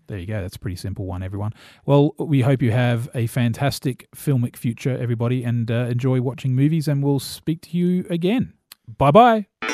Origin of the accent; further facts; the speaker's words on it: New Zealand; I'm a New Zealander and so gro, a young boy in the eighties growing up in New Zealand